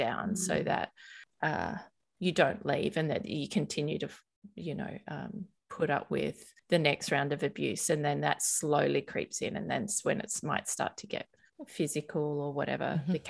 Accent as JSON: {"language": "English", "town": "Sydney", "region": "New South Wales", "country": "Australia", "tie": "born or raised there", "said": "So I grew up in Sydney on the Northern Beaches in a little beachside town called Newport, and I live right near there now."}